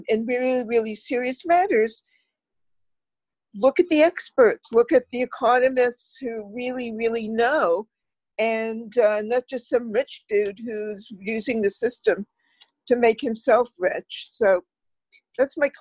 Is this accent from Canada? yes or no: yes; Canada; as a Canadian